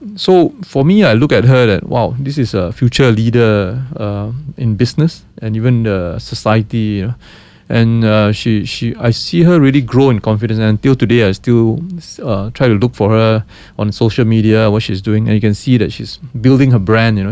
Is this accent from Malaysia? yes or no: yes; Malaysia